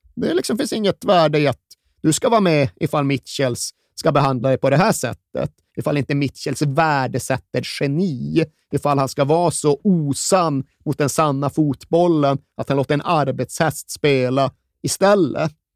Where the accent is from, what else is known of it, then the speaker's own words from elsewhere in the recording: Sweden; vi svenskar